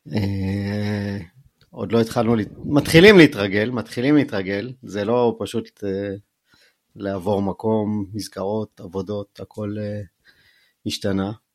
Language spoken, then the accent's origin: Hebrew; Jerusalem, Jerusalem District, Israel; moved away as an adult; also born or lived in Bar Giora; now in Ben Ami, Israel; גדלתי בקריית יובל